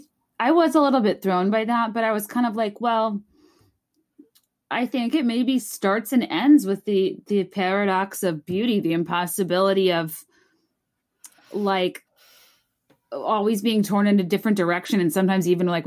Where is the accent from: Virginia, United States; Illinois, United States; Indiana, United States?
Virginia, United States; I'm from Virginia.